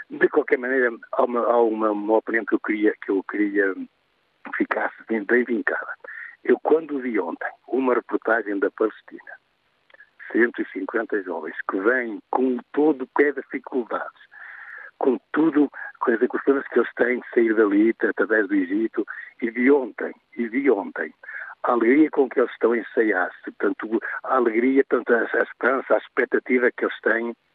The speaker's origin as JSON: {"language": "Portuguese", "country": "Portugal", "said": "os que ainda estamos aqui, portugueses de Portugal"}